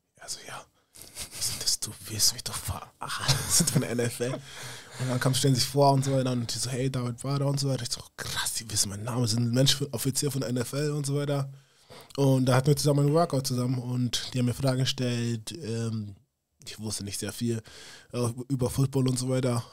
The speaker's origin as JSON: {"language": "German", "town": "Munich", "region": "Bavaria", "country": "Germany", "also_born_or_lived": "United States", "moved": "as an adult", "said": "ich bin auch aus München"}